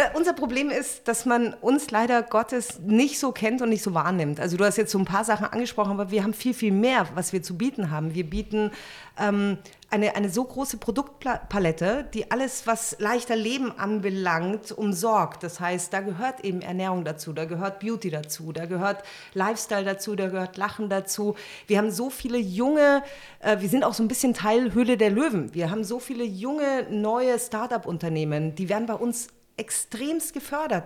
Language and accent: German; Munich, Bavaria, Germany; moved away as an adult; also born or lived in Berlin; now in Potsdam, Germany; Ich bin ein Münchner Kindel